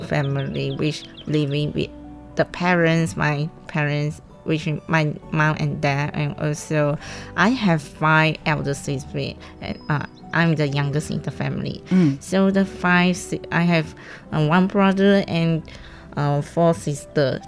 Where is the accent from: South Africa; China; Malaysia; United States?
Malaysia; Perak; English is a second language; moved away as an adult; now in Hualien, Taiwan; I'm from Malaysia Perak, which means after the Penang, under the Penang